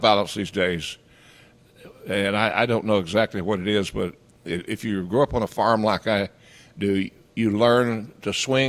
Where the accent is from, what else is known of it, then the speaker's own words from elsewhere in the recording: Boone, North Carolina, United States; moved away; I was born in Boone